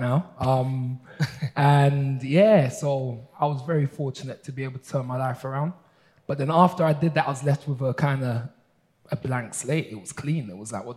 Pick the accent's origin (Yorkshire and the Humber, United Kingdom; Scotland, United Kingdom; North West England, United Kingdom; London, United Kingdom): London, United Kingdom; I grew up in Mitesville Estate, which was actually nicknamed by the local press as the Devil's Den